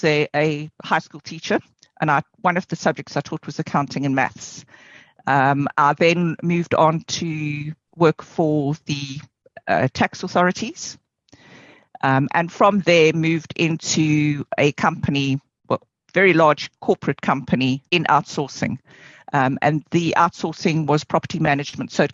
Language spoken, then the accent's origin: English; South Africa; moved away; I come from South Africa originally